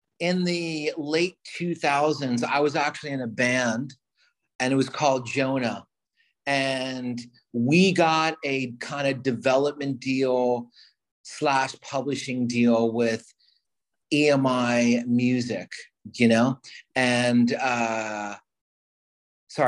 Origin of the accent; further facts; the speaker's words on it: New York City, New York, United States; moved away; also born or lived in Los Angeles; I'm from New York. I was living in Los Angeles